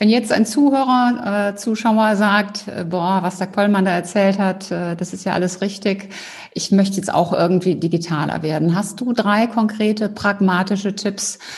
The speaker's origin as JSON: {"language": "German", "region": "Rhineland", "country": "Germany", "also_born_or_lived": "Cologne", "said": "Ich bin ja auch Rheinländerin"}